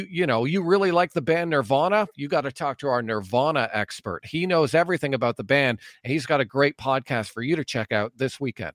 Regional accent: Ajax, Ontario, Canada; moved away as an adult; also born or lived in Cobourg, Ontario / Courtice, Ontario; now in Alberta, Canada; I grew up in Ajax for a lot of my life, from kindergarten to grade eight, and then I moved to Coburg for a bit

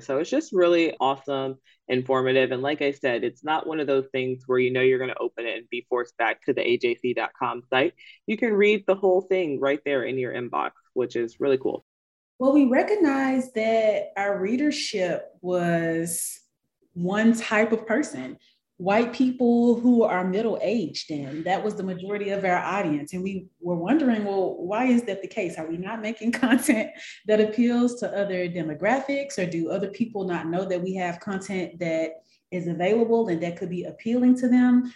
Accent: Atlanta, Georgia, United States; I am from Atlanta. I am an ATLian

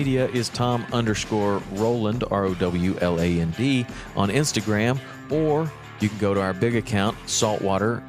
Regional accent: Tennessee, United States; I grew up in Tennessee

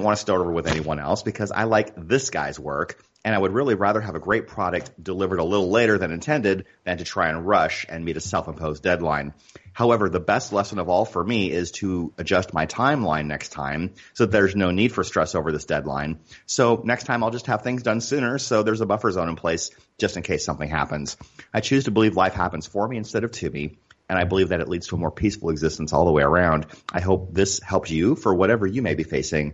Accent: Northwood, Iowa, United States; now in Arizona, United States; I grew up in Iowa as well. Do you know where Northwood is

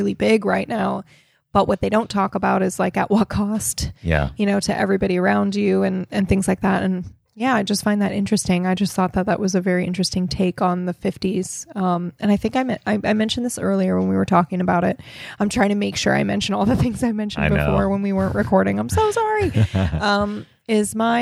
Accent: Okinawa, Japan; moved away; we grew up in Japan

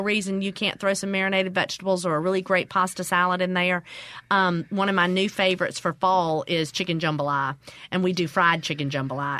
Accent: Mississippi, United States; growing up in the South and growing up in Mississippi.

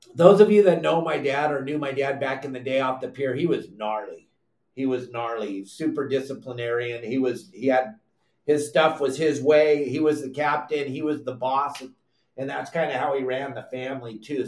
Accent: San Clemente, California, United States; also born or lived in Laguna Beach, California; I grew up in San Clemente, California. I was born at South Coast Hospital in Laguna Beach, California

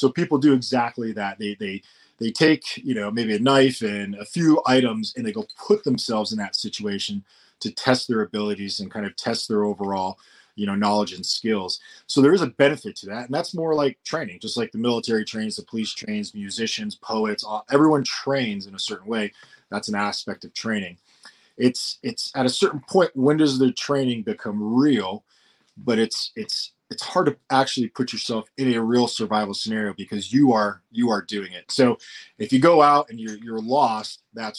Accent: Colorado, United States; I grew up in Colorado in an area when there was like 50 homes

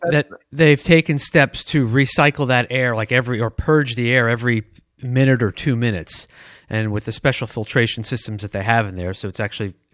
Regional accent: Detroit, Michigan, United States; but I grew up in Michigan. Remember, it's Detroit.

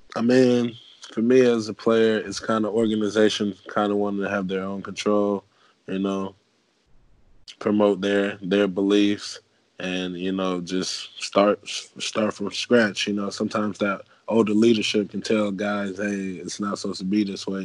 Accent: Fort Long Beach, Florida, United States; my football camp coming uh, up in my hometown in uh, Fort Long Beach, Florida

